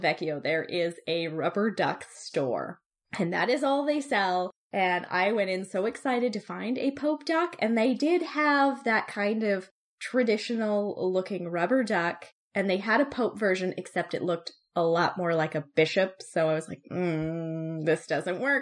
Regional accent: small British Columbian town, Canada; he came to my hometown, which 20-something years ago would have been, like, a very, very small town

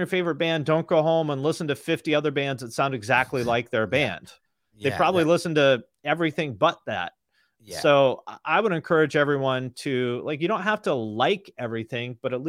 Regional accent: Washington, United States; I grew up like way outside Seattle, like 20 miles outside Seattle, which now is like a place people commute from, but there was nothing there when I grew up there.

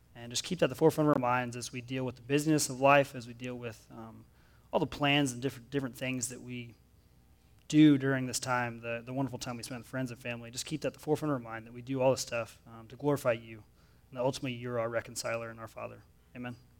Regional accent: Oklahoma, United States; now in Missouri, United States; I grew up in Oklahoma, and I live here in Missouri

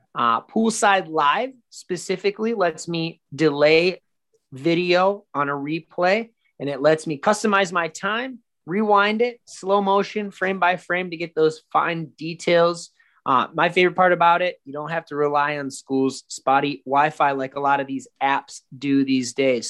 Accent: Minnesota, United States; I'm from Minnesota and I went to St. Cloud State University

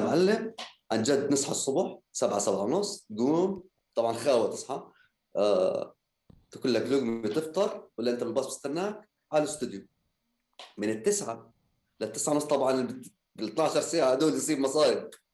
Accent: Jordan; احنا موسيقيين اردنيين

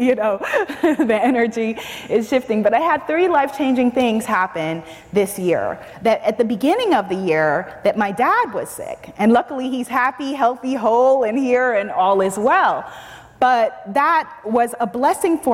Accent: New York City, New York, United States; I am Caribbean American, I'm African American, I'm a New Yorker

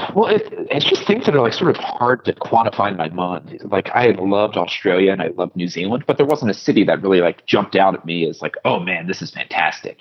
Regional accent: Philadelphia, Pennsylvania, United States; moved away as an adult; also born or lived in Vancouver, Canada / India; we're from the same like suburbs of Philadelphia

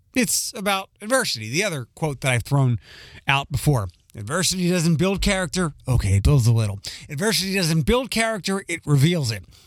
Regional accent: Philadelphia, Pennsylvania, United States; accent: Philly; my Philly accent

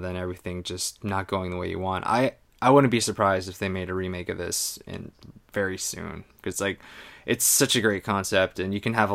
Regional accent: United States; as an American

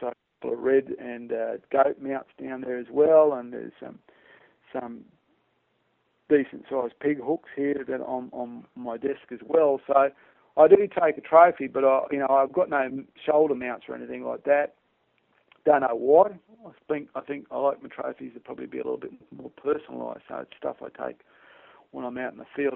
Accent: Queensland, Australia; as a Queenslander

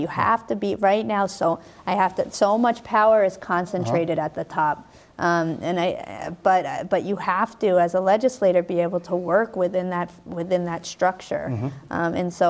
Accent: Brookline, Massachusetts, United States; I grew up in Brookline. I know the Brookline precinct.

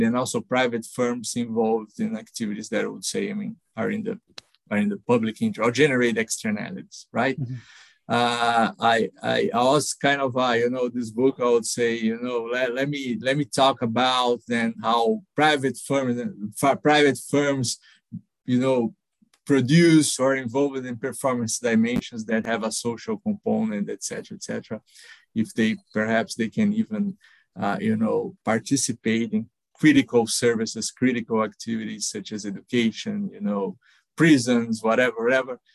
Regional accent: São Paulo, Brazil; I, I grew up in São Paulo, uh, Brazil.

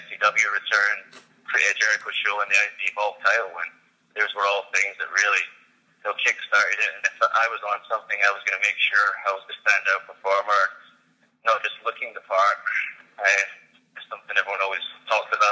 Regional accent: Scotland, United Kingdom; He'd be in my home country.

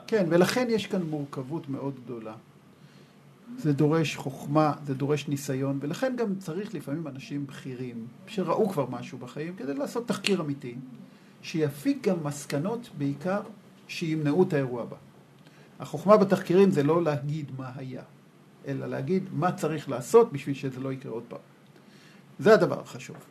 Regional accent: Israel; אני גדלתי במשפחה שהיא מאוד קיבוצניקית. כלומר, אני ככה, כשהייתי ילד, הדבר הכי חשוב היה לקטוף את הכותנה

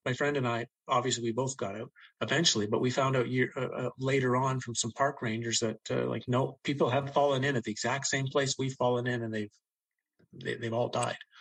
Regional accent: Ottawa, Ontario, Canada; really spent most of my life growing up in Ottawa, nation's capital of Canada

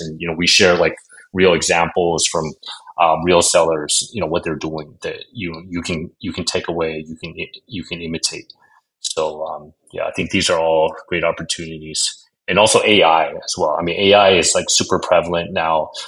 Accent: United States; moved away; also born or lived in Shanghai, China / Okinawa, Japan; I'm American

